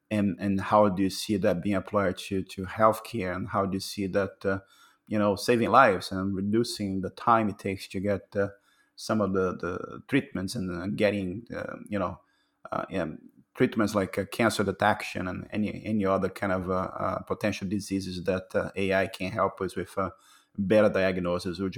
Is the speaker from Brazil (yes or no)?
yes; Brazil; now in Canada; So from, I came from Brazil to Canada, so I can um, imagine the, the, the, challenges of uh, moving to Canada